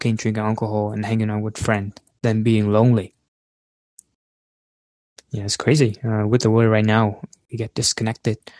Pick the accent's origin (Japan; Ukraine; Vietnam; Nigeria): Vietnam; moved away; I'm far from Vietnam right now, you know, my hometown